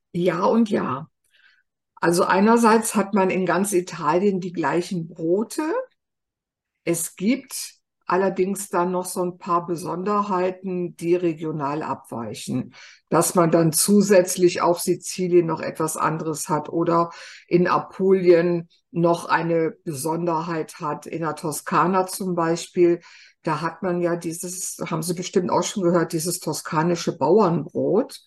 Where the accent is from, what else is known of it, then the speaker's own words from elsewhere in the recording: Germany; Bei uns in Deutschland